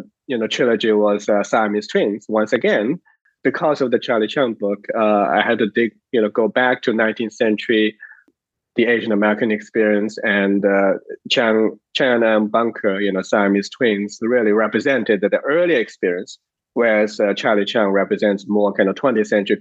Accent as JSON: {"language": "English", "country": "China", "tie": "born or raised there", "moved": "as an adult", "lives_now": "United States", "said": "I wasn't born in this country, and I grew up in China. I went to college there, and then came to the United States for graduate school"}